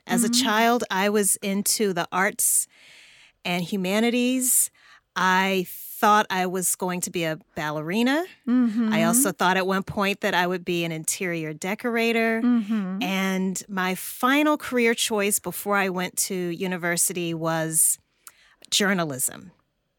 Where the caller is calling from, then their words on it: Atlanta, Georgia, United States; I am in Atlanta, Georgia, in the U.S.